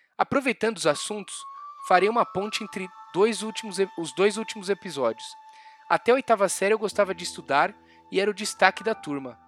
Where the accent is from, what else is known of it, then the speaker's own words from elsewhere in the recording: Brazil; a gente é, é brasileiro